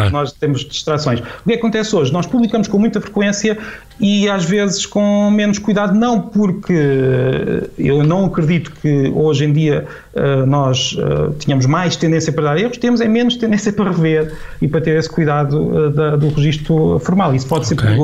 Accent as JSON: {"language": "Portuguese", "region": "Galicia", "country": "Spain", "said": "os portugueses chegam cá, nós tentamos falar galego, ou às vezes até português, tentam mesmo forçar o sotaque para ser mais português"}